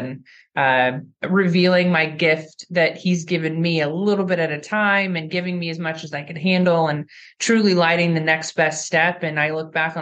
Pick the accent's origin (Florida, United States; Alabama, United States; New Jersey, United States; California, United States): California, United States; moved away; I was from California at the time